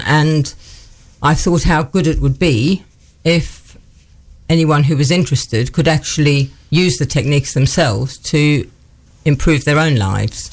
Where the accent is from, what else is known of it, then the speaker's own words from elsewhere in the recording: Johannesburg, Gauteng, South Africa; moved away as an adult; now in Newark, United Kingdom; I grew up in South Africa was born in Johannesburg and lived there until I was 21 when I moved to the UK